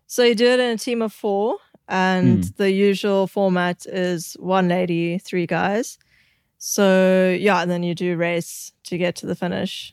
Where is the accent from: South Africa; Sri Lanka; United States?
South Africa; growing up in South Africa